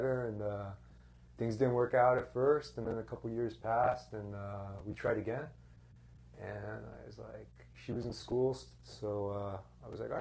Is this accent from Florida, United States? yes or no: yes; Key Biscayne, Florida, United States; born or raised there; also born or lived in Evanston, Illinois / Tallahassee, Florida